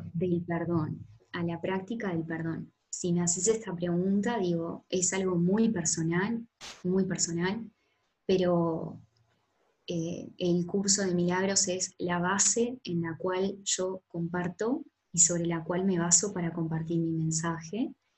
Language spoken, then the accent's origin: Spanish; Florida, Uruguay; moved away; llegar acá a, Uruguay y particularmente a Florida, que es el lugar donde, donde yo nací